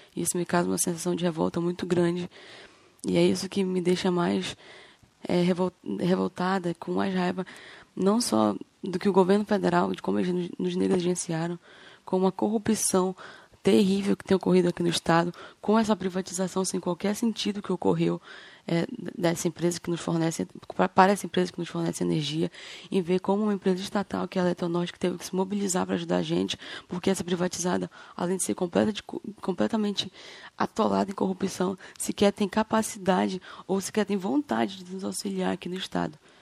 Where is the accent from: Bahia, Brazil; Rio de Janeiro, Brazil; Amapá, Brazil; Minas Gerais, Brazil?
Amapá, Brazil; Macapá; sou de Macapá, aqui no Amapá